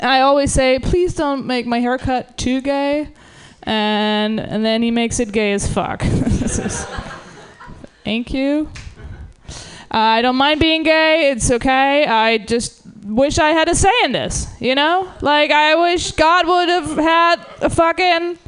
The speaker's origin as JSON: {"language": "English", "country": "Germany", "moved": "yes", "lives_now": "United States", "said": "I'm from Germany originally"}